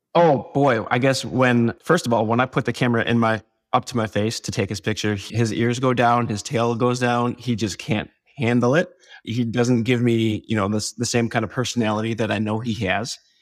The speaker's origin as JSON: {"language": "English", "area": "Door County", "region": "Wisconsin", "country": "United States", "said": "I'm from Door County, Wisconsin"}